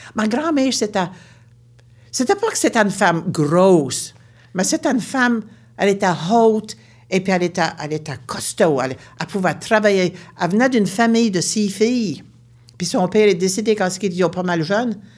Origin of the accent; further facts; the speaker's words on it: Baie Sainte-Marie, Nova Scotia, Canada; Je viens de la Nouvelle-Écosse, une région appelée la Baie-Sainte-Marie.